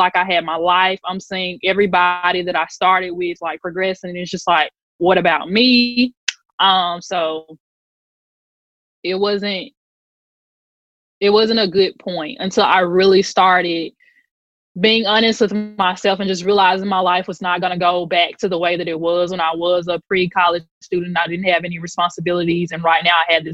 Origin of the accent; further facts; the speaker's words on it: Mississippi Delta, United States; moved away; we're from the Delta originally